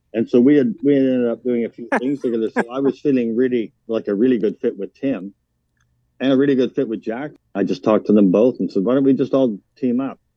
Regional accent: Vancouver Island, British Columbia, Canada; moved away as an adult; also born or lived in Yukon; now in Winnipeg, Canada; I grew up on Vancouver Island

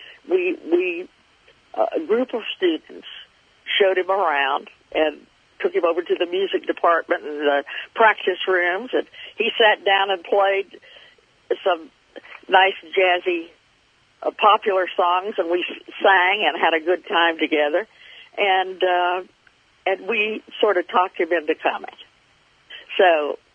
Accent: North Florida, United States; I grew up in North Florida, so it wasn't very far from my home

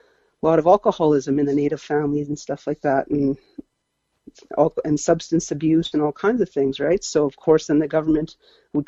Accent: Abbotsford, British Columbia, Canada; I was born in Abbotsford, BC, and my mom is a West Coast native as well.

